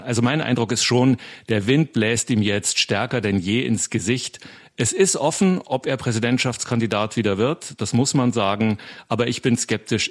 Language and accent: German; Germany; now in United States; bei uns in Deutschland